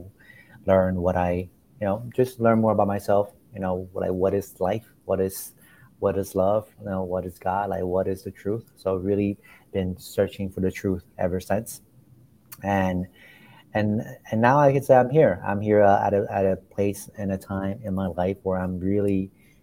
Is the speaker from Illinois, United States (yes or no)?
no; Florida, United States; moved away as an adult; also born or lived in China; now in New York City, United States; I grew up in China and I moved to the US when I was 9. And I grew up from there. I grew up in Florida